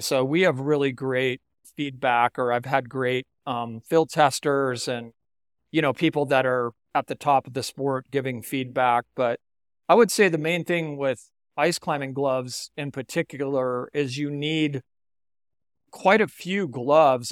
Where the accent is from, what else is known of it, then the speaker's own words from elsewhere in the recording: Salt Lake City, Utah, United States; I grew up in Salt Lake City